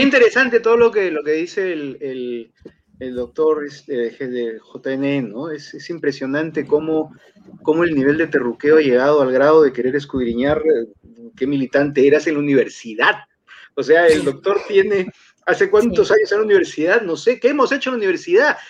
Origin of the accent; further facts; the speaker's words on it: Peru; now in Lima, Peru; Como peruano